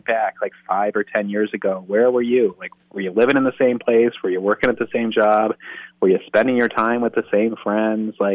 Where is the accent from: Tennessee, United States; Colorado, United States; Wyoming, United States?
Colorado, United States; Denver; also born or lived in Michigan; I was born in Denver. I'm a Denver native.